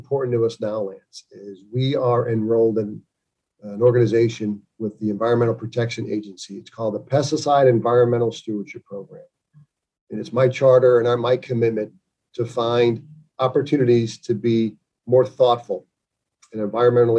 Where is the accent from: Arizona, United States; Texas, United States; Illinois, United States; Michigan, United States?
Illinois, United States; Chicago; now in Virginia Beach, United States; growing up in Chicago